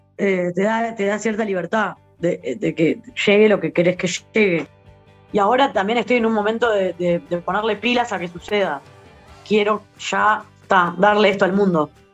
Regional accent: Uruguay; born or raised there

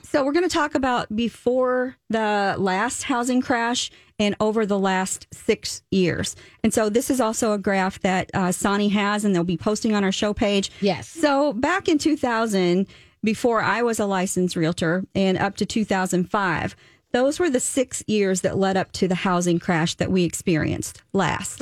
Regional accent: the South, United States; moved away; I am from the South.

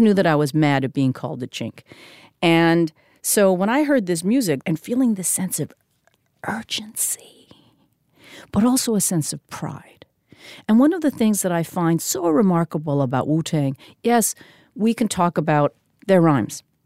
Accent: Vancouver, British Columbia, Canada; I'm a Korean Canadian woman. I'm a French lit major. I'm from Vancouver

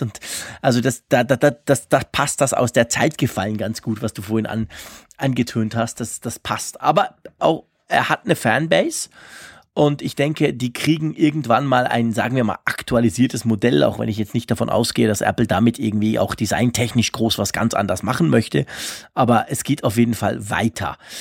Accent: Switzerland; mich als Schweizer

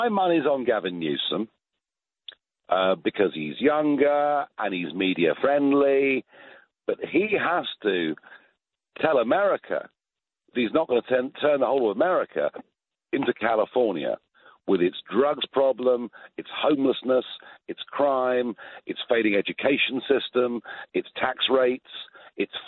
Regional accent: United Kingdom; accent: British; my British accent

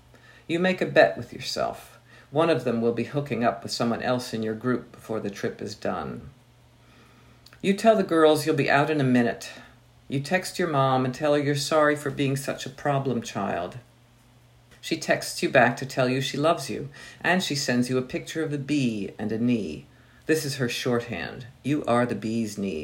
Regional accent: Delaware, United States; moved away; I grew up in Delaware

